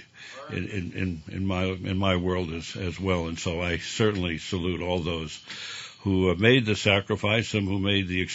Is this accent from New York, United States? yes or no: yes; New York City, New York, United States; moved away; that's where I grew up